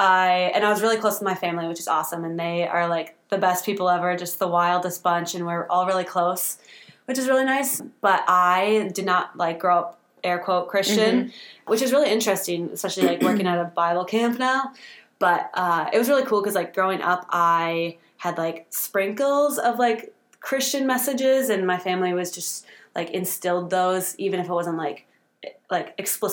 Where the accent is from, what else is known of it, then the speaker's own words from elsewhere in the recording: Rosemount, Minnesota, United States; I grew up in the lovely town of Rosemont, Minnesota